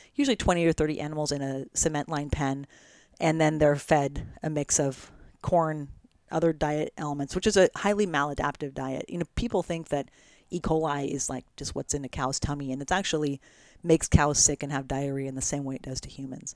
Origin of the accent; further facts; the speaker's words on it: United States; also born or lived in Oregon / California / Italy; I grew up in Oregon in California